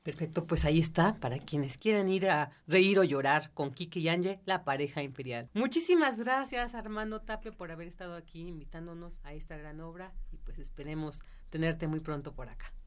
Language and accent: Spanish; Mexico; como mexicanos